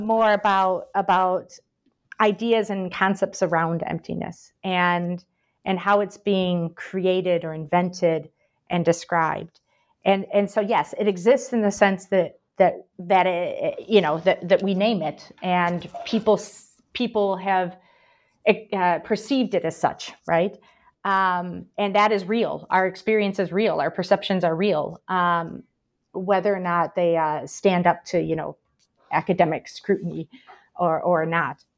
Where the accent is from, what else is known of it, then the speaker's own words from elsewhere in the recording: Michigan, United States; moved away as an adult; also born or lived in Paraguay / Brazil; now in Birmingham, United Kingdom; I'm originally from the United States. You can probably tell from my accent. I'm from Michigan originally, but I lived a long time in South America as well, mostly in Paraguay and Brazil